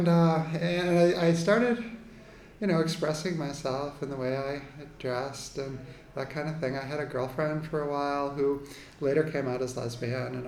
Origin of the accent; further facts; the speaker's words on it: Needham, Massachusetts, United States; now in New York, United States; I was born in Needham, Massachusetts, outside of Boston, which then and now is a very lily-white suburb. And I was I was born in 1970, so I'm in my late 40s. So I grew up one of four children in an Irish Catholic family outside of Boston